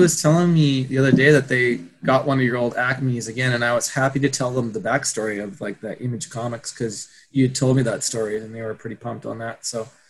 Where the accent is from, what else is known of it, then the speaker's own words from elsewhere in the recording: Canada; it's hard enough to run a skate company in Canada